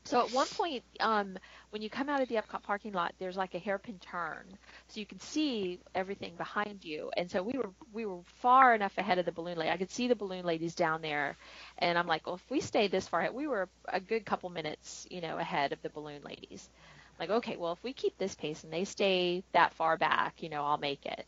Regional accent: Florida, United States; I grew up in Florida

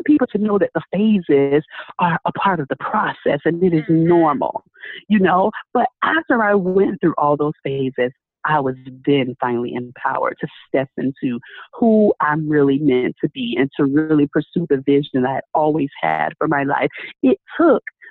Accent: Tampa, Florida, United States; moved away as an adult; now in Orlando, United States; I left my home city. So I'm from Tampa. And I moved over here to Orlando

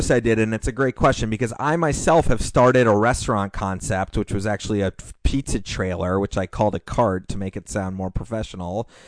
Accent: Hawaii, United States; As a Hawaiian, I'm really excited to see authentic poke restaurant open up in this area.

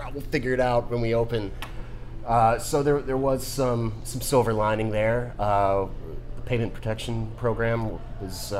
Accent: Pittsburgh, Pennsylvania, United States; moved away; We're from Pittsburgh originally

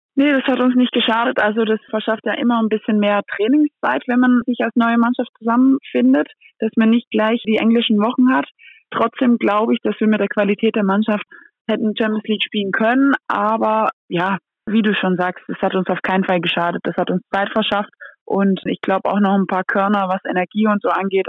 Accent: Antwerp, Flanders, Belgium; German is a second language; now in Germany; wenn ich in Antwerpen ankomme bei Oma und Opa oder bei Oma, Mama, Papa, dann denke ich schon, okay, hier bin ich auch zu Hause auf eine andere Art und Weise und das ist auch meine Heimat

